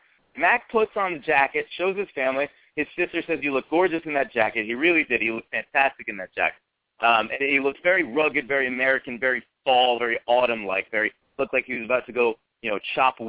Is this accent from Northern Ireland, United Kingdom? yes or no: yes; Northern Ireland, United Kingdom; well, I'm from Northern Ireland, and he's from New York.